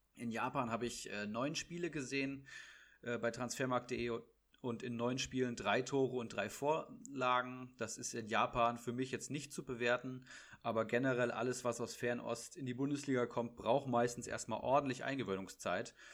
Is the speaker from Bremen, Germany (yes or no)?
no; Bad Hersfeld, Hesse, Germany; now in Frankfurt, Germany; bei mir in meiner Heimat, also ach, äh, ist ja, auch, ist ja auch deine Heimat. In Bad Hersfeld